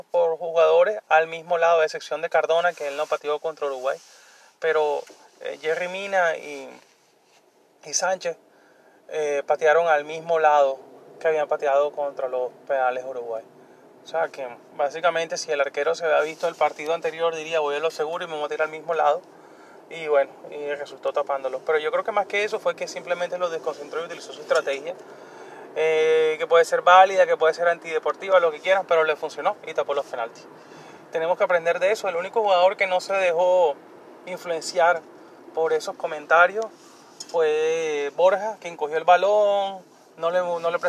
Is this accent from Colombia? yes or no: yes; Colombia; Yo soy colombiano, pero yo no estoy indignado por eso, porque cuando nosotros ganamos también celebramos y eso es normal.